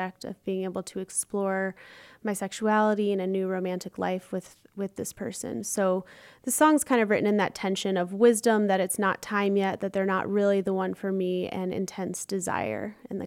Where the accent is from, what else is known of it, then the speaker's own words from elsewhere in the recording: Chapel Hill, North Carolina, United States; moved away as an adult; now in Chicago, United States; I'm originally from Chapel Hill, North Carolina, and I'm now based in Chicago